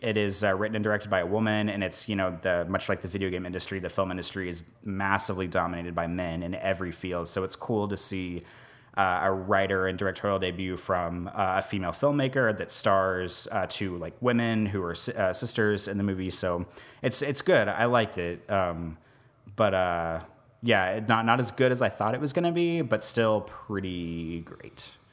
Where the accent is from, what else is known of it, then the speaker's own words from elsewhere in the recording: Kansas City, United States; also born or lived in Omaha, Nebraska; now in New Orleans, United States; I grew up outside of Kansas City, and then I, we lived in Omaha for about three years, and then now we're here